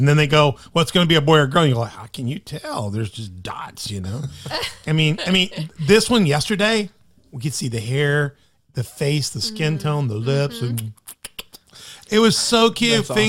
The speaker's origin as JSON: {"language": "English", "town": "Destin", "region": "Florida", "country": "United States", "tie": "born or raised there", "said": "No, I love Destin. I love that. I grew up in Destin. I love it."}